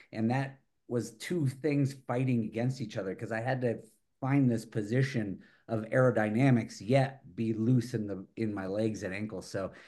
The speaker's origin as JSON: {"language": "English", "region": "the East", "country": "United States", "said": "I came from the East"}